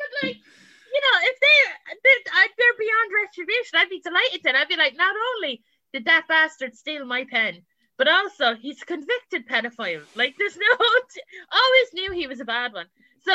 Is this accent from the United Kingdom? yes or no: yes; England, United Kingdom; accent: English; Because I'm originally English, like, my accent is English before, and got changed that pretty quick.